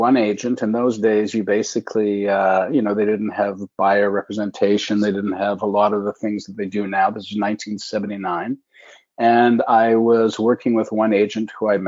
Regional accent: Alberta, Canada; moved away as an adult; also born or lived in Eugene, Oregon / Montreal; now in Toronto, Canada; I was raised out in Alberta

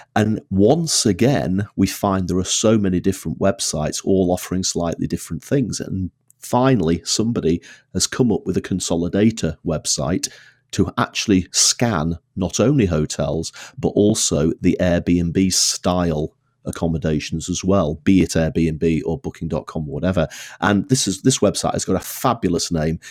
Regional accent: Blackpool, North West England, United Kingdom; I grew up in Blackpool

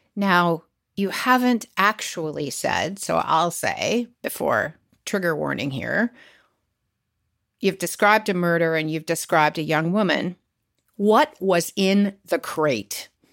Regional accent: Canada; I was born and raised and lived in Canada my entire life

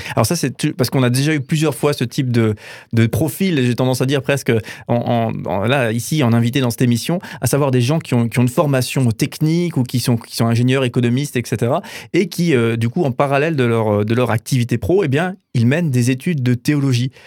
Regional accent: France; en tant que Français

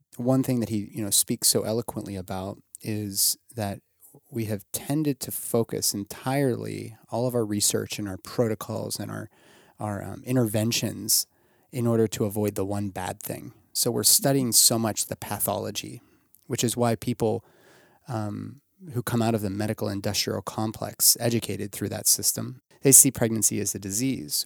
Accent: Pittsburgh, Pennsylvania, United States; at a West Penn Hospital in Pittsburgh, my hometown

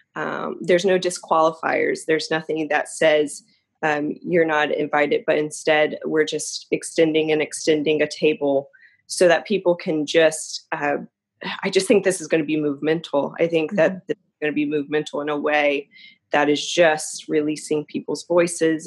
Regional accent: Newport News, Virginia, United States; now in Yorktown, United States; I was born and raised in Newport News. I actually live in Yorktown, Virginia, currently.

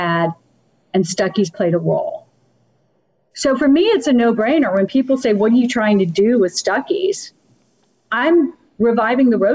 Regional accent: Washington, District of Columbia, United States; also born or lived in Georgia; I grew up in Washington, D.C. because my father got elected to Congress

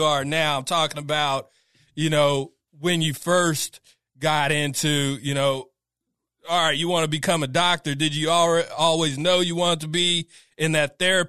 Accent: Sacramento, California, United States; I'm from the Strawberry Manors, man, right outside of DPH

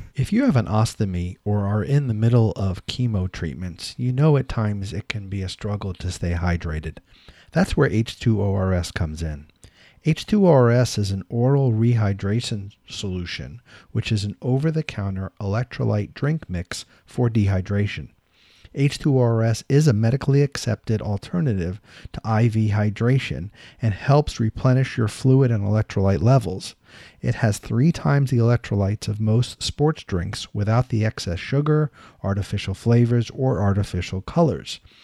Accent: Tampa, Florida, United States; my hometown of Tampa, Florida

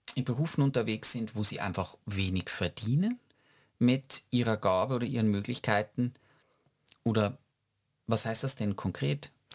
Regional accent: Switzerland; wir als Schweizer

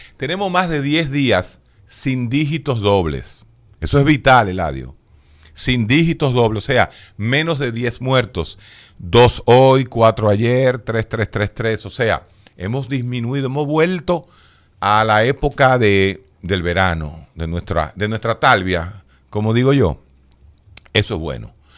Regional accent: Dominican Republic; si yo voy como dominicano

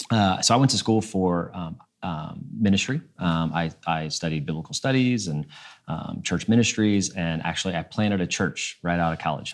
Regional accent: Cincinnati, Ohio, United States; moved away as an adult; also born or lived in Atlanta / Nashville; and then I moved back to Cincinnati, which is my hometown

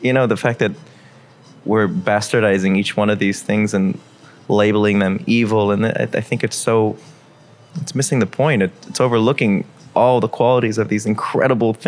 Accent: Miami, Florida, United States; I'm born and raised in Miami

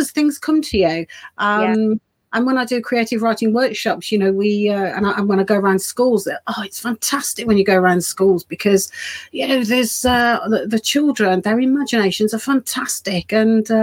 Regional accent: Birmingham, West Midlands, United Kingdom; moved away as an adult; now in Bridgnorth, United Kingdom; I am actually from Birmingham originally, so I sort of was brought up and did all my schooling and so on. Just until my early 20s

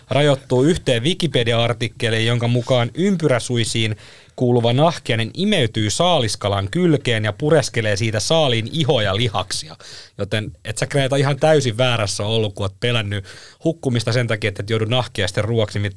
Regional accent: Helsinki, Uusimaa, Finland; Minähän olen siis Helsingistä

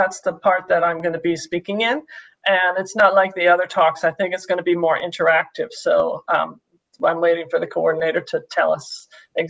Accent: Maine, United States; moved away as an adult; also born or lived in Washington; now in Japan; I grew up on the East Coast in Maine

